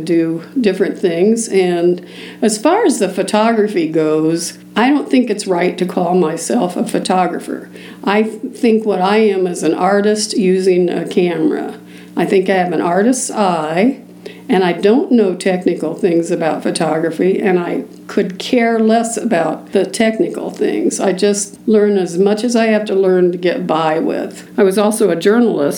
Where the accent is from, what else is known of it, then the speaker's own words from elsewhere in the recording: Columbus, Indiana, United States; I was born in Columbus, Indiana. My parents were both professionals there